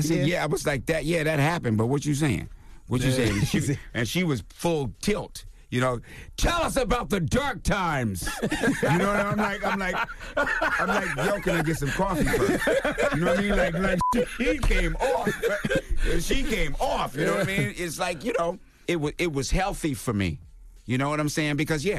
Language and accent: English; Washington, D.C., District of Columbia, United States; also born or lived in Mississippi / Midwest; I grew up in the Midwest up until I was 5 years old. Then I moved to Washington, D.C. during the riots after King got shot